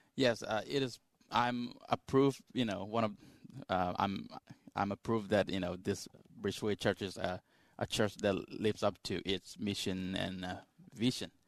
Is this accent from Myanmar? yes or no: yes; Myanmar; moved away; I come from Myanmar, also known as Burma.